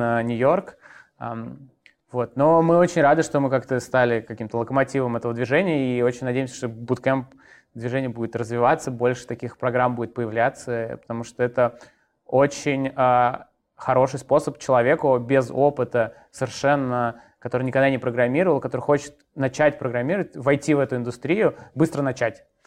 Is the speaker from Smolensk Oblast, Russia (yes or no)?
no; Moscow, Russia; Я родился в Москве, учился в школе в Москве, потом поступил в институт э, тоже в Москве